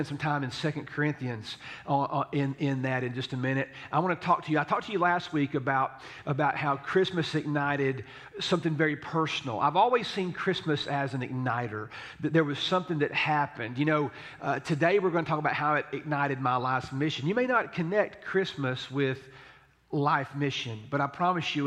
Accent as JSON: {"language": "English", "town": "Tullahoma", "region": "Tennessee", "country": "United States", "tie": "born or raised there", "said": "I grew up in Tullahoma"}